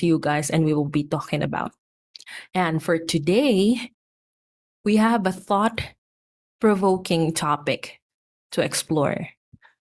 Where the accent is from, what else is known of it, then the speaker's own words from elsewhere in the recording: Philippines; here in my home country, Philippines